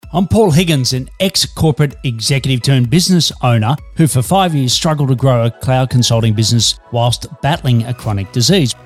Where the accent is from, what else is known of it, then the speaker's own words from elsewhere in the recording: Australia; I'm an Aussie working globally for Melbourne, Australia